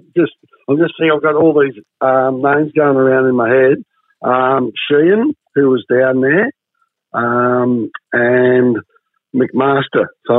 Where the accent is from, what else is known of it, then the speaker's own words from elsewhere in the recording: Werribee, Victoria, Australia; also born or lived in Euroa / Myrtleford; now in Essendon, Australia; So as I say now, Kevin, I was born in Euroa. I live in Essendon, but Werribee's home.